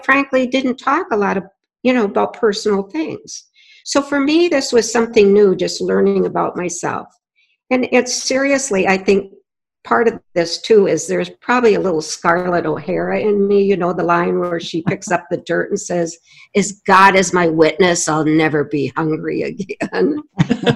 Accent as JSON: {"language": "English", "region": "North Dakota", "country": "United States", "tie": "born or raised there", "said": "I grew up in North Dakota to hardworking parents, and they were farmers"}